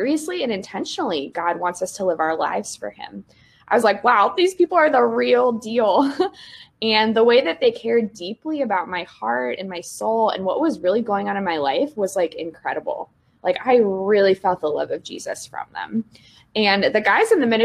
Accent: Cincinnati, Ohio, United States; moved away as an adult; also born or lived in Indiana; now in West Lafayette, United States; I'm originally from Cincinnati, Ohio, and I grew up going to a Methodist church, actually, from preschool through high school

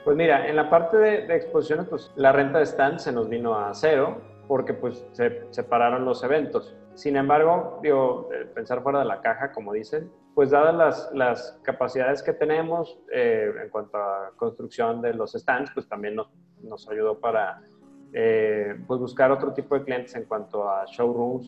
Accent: Guadalajara, Jalisco, Mexico; moved away as an adult; now in Monterrey, Mexico; Yo soy de Guadalajara. Vivo en Monterrey desde hace 15 años pero soy originario de Guadalajara.

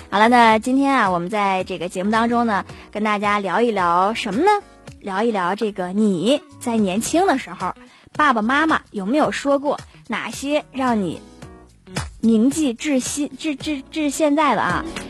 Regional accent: Northeast China, China; 咱们东北人

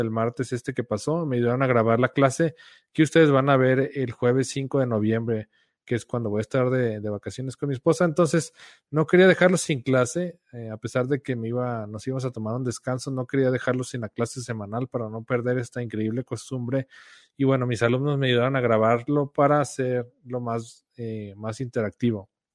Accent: Guadalajara, Jalisco, Mexico; Mi esposa y yo somos de Guadalajara.

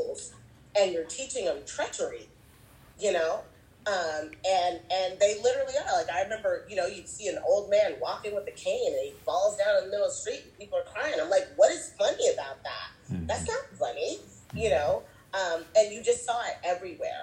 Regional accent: United States; also born or lived in Zimbabwe; I was born and raised in America.

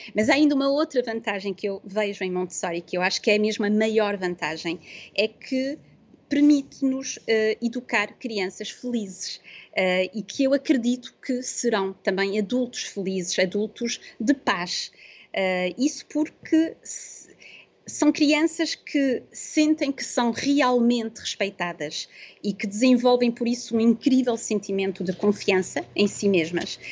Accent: Porto, Norte, Portugal; moved away as an adult; also born or lived in south of France; now in France; nós somos do Porto, mas em 2015 decidimos ir viver para o sul de França

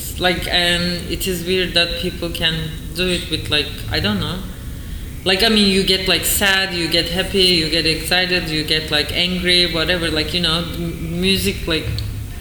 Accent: Turkey; moved away as an adult; now in New York, United States; when I was growing up in Turkey

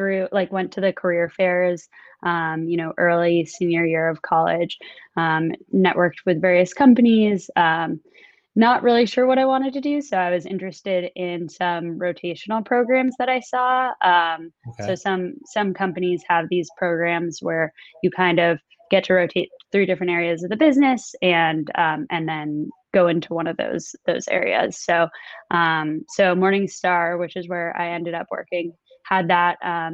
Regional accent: Los Angeles, California, United States; also born or lived in New York; now in Los Angeles, United States; I'm in Los Angeles right now. Was in New York pre-COVID, but been here with my family for a little while.

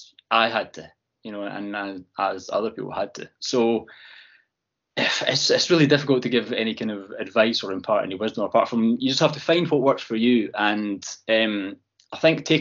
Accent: Fife, Scotland, United Kingdom; moved away as an adult; now in East Lothian, United Kingdom; So I'm from Fife, although I have lived in East Lothian now for 15, 20 years

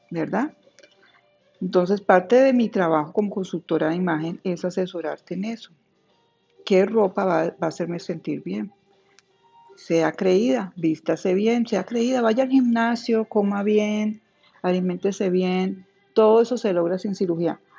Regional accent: Colombia; solo ser colombiana.

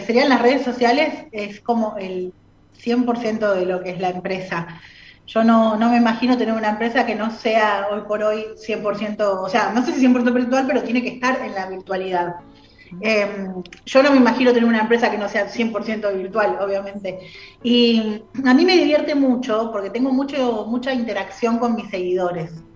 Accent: Buenos Aires, Argentina; moved away as an adult; also born or lived in La Plata; yo soy de Capital

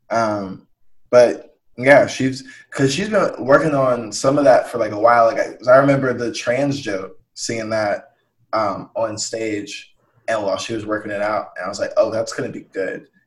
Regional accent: Atlanta, Georgia, United States; like I'm from Atlanta, and uh, yeah, like Atlanta is like the most progressive, like woke, black ass place in like Georgia

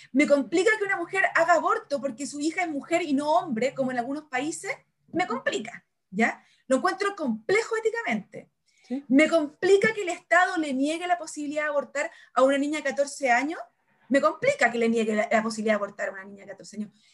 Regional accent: Chile; somos Chile

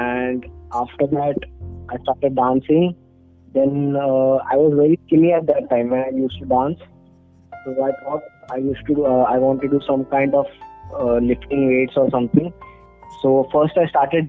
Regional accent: Mumbai, Maharashtra, India; I am from Mumbai, born and brought up in Mumbai.

